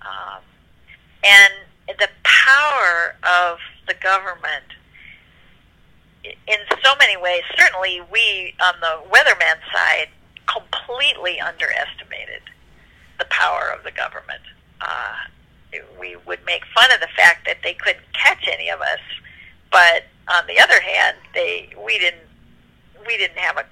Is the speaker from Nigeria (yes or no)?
no; United States; I'm an American